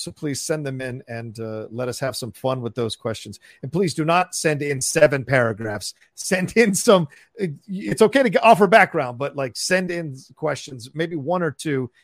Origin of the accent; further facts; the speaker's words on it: Virginia, United States; also born or lived in Falls Church, Virginia / Dale City, Virginia; growing up in Virginia